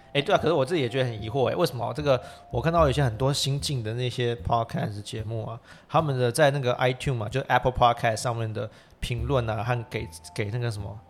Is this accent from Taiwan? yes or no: yes; Taiwan; 我们台湾人